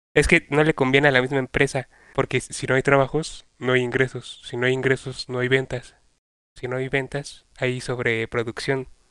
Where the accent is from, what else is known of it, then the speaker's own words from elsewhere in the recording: State of Mexico, Mexico; los tres somos del Estado de México